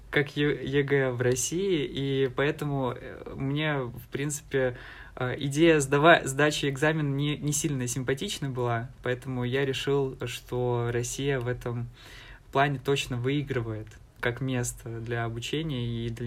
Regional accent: Alchevsk, Luhansk Oblast, Ukraine; moved away as an adult; now in Saint Petersburg, Russia; я из Алчевска, э, а, Волче... это Алчевск, это такой небольшой город, максимум людей, максимальное количество людей, которые там было, это 100 120 тысяч человек, это в лучшие времена

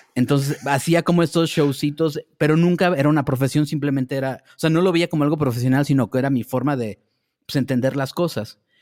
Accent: Naucalpan, State of Mexico, Mexico; also born or lived in Tampico, Tamaulipas; nací en Tampico, Tamaulipas, pero me fui de vivir de ahí desde que tenía seis años y llegué a vivir a Ciudad Satélite

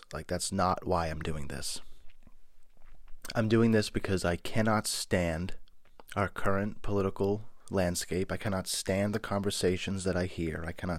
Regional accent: Boston, Massachusetts, United States; I grew up dirt poor in South Boston, Massachusetts.

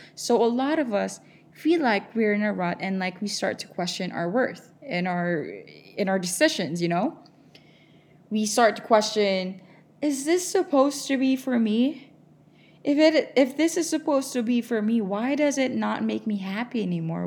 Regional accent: Philippines; moved away as an adult; I'm from the Philippines

